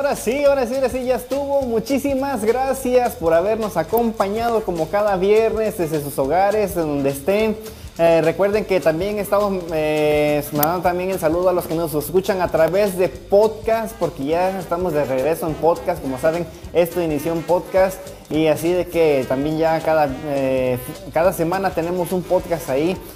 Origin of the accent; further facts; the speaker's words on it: Oaxaca, Mexico; yo soy este, eh, de Oaxaca y ahí en Oaxaca